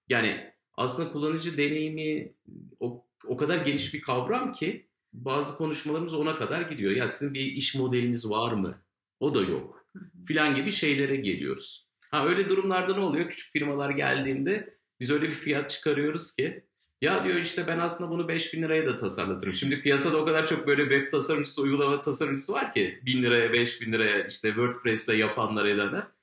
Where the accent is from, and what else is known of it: Ankara, Turkey